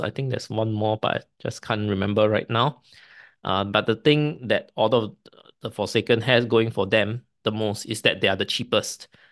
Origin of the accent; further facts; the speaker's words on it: Singapore; Singapore being a British colony, we, uh, we speak English as our main language, but a lot of families, especially my generation, my parents speak Chinese at home